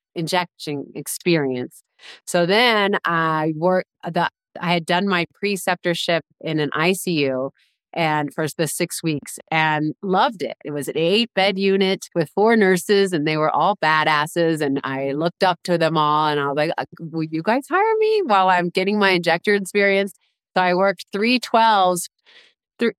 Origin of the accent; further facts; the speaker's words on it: Washington, District of Columbia, United States; moved away as an adult; also born or lived in Los Angeles, California; I grew up in Washington, D.C., which was big city, a lot of cars, a lot of people. For 18 years.